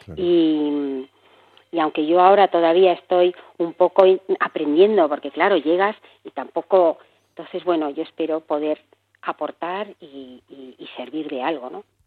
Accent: Barcelona, Catalonia, Spain; moved away as an adult; now in Madrid, Spain; Nací en Barcelona, me vine por amor a Madrid

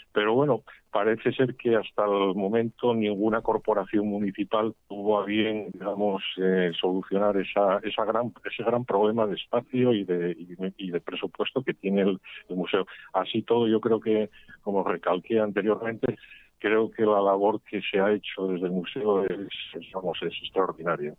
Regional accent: Mieres, Asturias, Spain; also born or lived in Gijón; yo nací, soy natural de Mieres

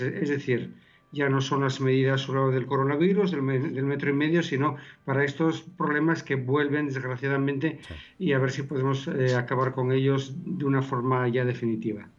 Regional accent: Lugones, Asturias, Spain; soy de Lugones

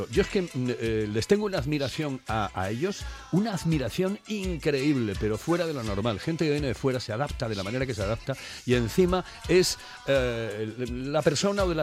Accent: Spain; soy español

